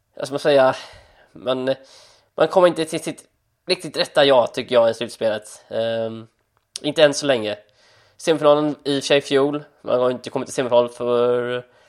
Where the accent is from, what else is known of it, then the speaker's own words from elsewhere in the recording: Gothenburg, Västra Götaland, Sweden; jag är född i Frölunda, jag är född i Göteborg